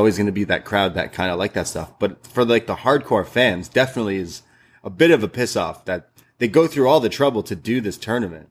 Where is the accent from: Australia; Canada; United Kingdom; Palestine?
Canada; we're Canadian